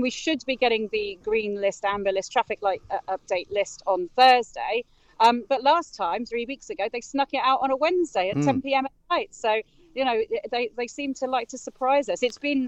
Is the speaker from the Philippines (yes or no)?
no; Spain; now in Brighton, United Kingdom; this is my home. It's where I'm from